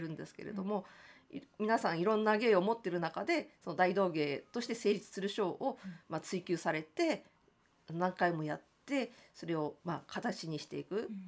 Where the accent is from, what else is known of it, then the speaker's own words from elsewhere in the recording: Tokyo, Japan; 私はその江東区の亀戸という場所が出身